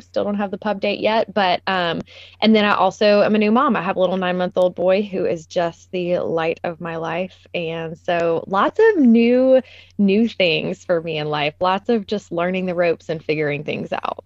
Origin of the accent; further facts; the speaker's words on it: Nashville, Tennessee, United States; Nashville was a totally different city when I grew up here.